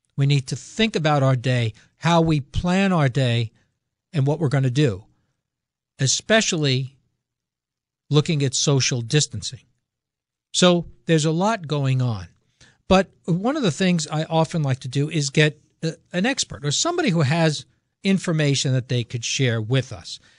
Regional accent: Norwich, Connecticut, United States; my hometown there of Norwich, mm-hmm. Connecticut

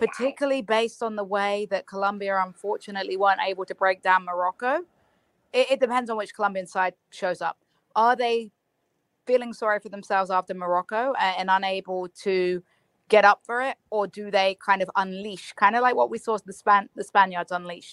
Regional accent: England, United Kingdom; moved away; also born or lived in United States; as an English person

